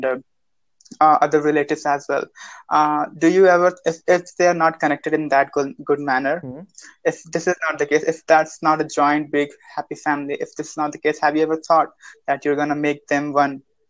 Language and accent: English; Jharkhand, India; I'm from Jharkhand